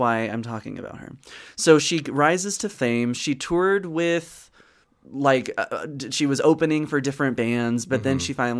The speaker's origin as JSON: {"language": "English", "region": "Georgia", "country": "United States", "tie": "born or raised there", "said": "I grew up in Georgia, so we listened to …."}